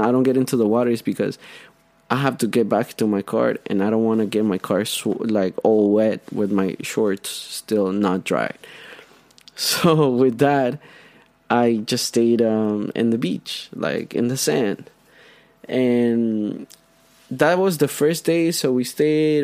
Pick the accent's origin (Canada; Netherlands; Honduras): Honduras; first language Spanish; English is a second language; now in United States; I'm from Honduras I feel part of this country I've been here for 7 years